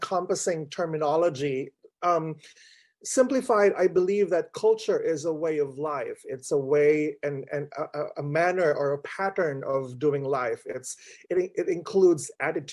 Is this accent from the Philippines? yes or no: yes; Philippines; moved away as an adult; also born or lived in St. Louis, United States / Austin, United States / Boston, United States / Cambridge, United States; now in New York, United States; I'm Filipino, and I'm an immigrant to the United States from the Philippines, and I've been here for 13 years. I am shaped by my culture, having been raised and educated in the Philippines.